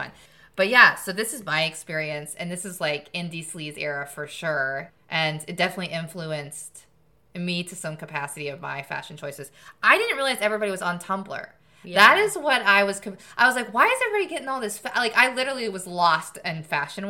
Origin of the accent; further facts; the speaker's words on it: Murfreesboro, Tennessee, United States; I actually grew up in Murfreesboro